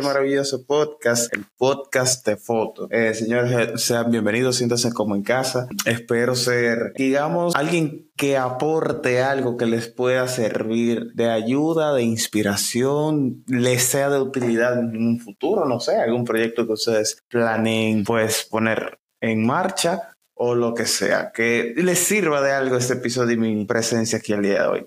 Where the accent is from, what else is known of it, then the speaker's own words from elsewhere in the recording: Santiago de los Caballeros, Santiago, Dominican Republic; Soy oriundo de Santiago, vivo en República Dominicana